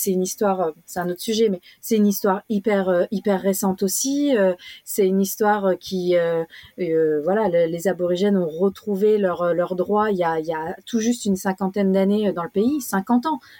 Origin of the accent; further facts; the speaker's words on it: Australia; c'était c'est important pour nous on vient on vient d'Australie qui euh, de l'Australie qui a qui a quand même euh, une histoire avec avec la, la, culture aborigène